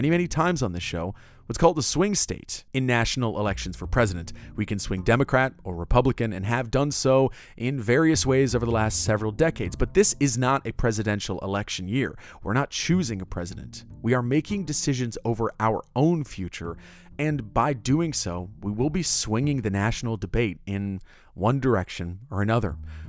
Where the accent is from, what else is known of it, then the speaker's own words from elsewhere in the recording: Orlando, Florida, United States; Orlando, my hometown.